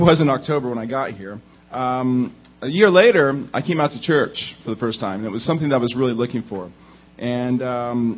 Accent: Indiana, United States; now in Southern California, United States; I grew up in Indiana, which is a little bit different from Southern California, just a little bit

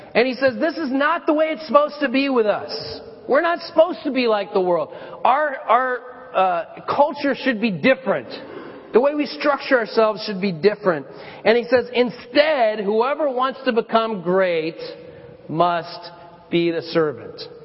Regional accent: Colorado, United States; I, I lived in, uh, I grew up in Colorado

